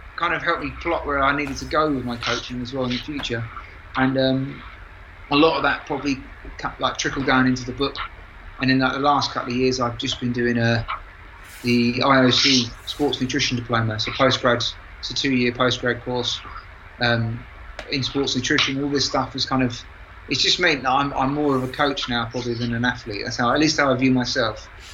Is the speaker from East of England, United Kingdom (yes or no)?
no; London, United Kingdom; moved away as an adult; I'm from London, my wife's from Yorkshire